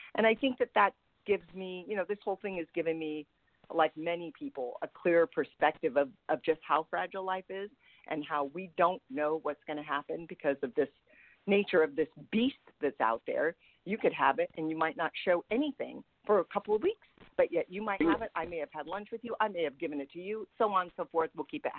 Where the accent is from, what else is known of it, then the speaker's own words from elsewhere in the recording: San Francisco, California, United States; moved away; So I see my hometown